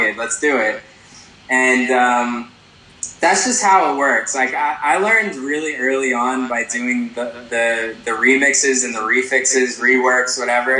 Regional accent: New York, United States; a guy growing up in New York

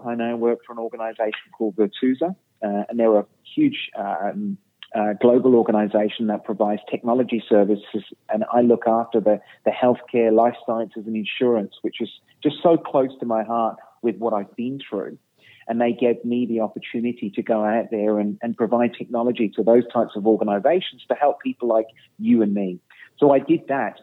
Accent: Birmingham, West Midlands, United Kingdom; I was born in Birmingham, in England

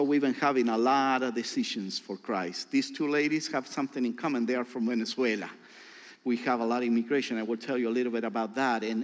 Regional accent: Santiago, Santiago Metropolitan Region, Chile; also born or lived in Rancagua; I grew up in Santiago.

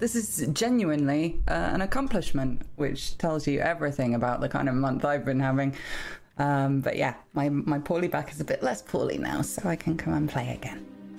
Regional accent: England, United Kingdom; No, I'm English.

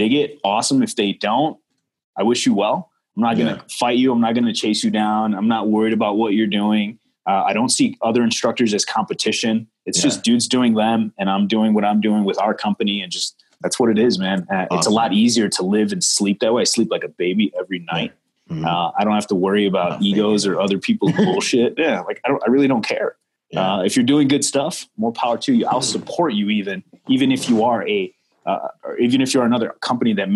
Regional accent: Chicago, Illinois, United States; growing up in Chicago

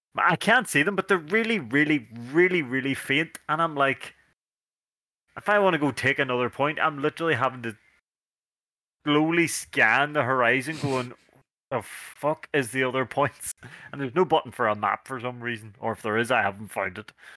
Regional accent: Northern Ireland, United Kingdom; we're dudes from Northern Ireland

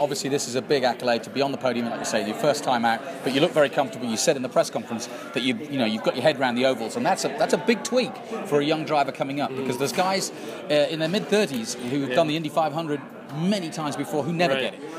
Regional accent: England, United Kingdom; now in Texas, United States; I'm from England.

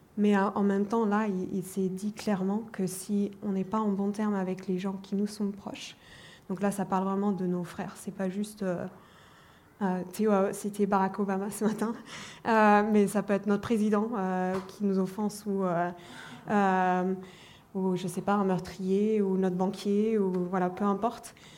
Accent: Germany; je suis allemande d'origine.

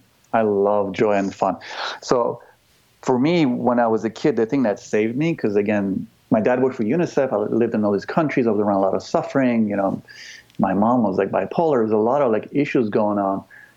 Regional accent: United States; Like, I don't, like, I'm American, but, like, I love the people of this country.

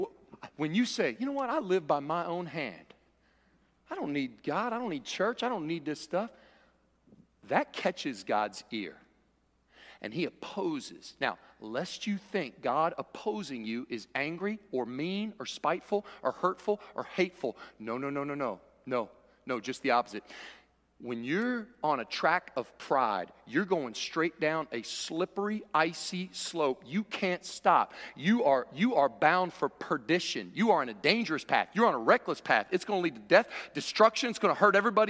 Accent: Cincinnati, Ohio, United States; I was born in Cincinnati

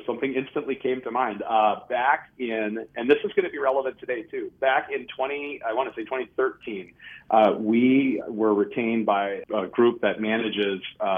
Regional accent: Minnesota, United States; I'm still a Minnesotan

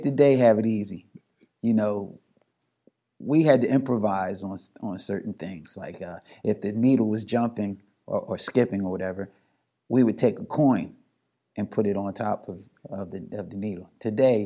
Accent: Philadelphia, Pennsylvania, United States; I'm from Philly

